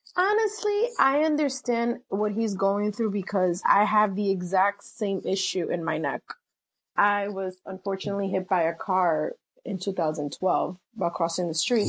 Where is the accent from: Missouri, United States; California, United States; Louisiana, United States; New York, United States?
New York, United States; New York City; I am a proud New Yorker, born and raised in the city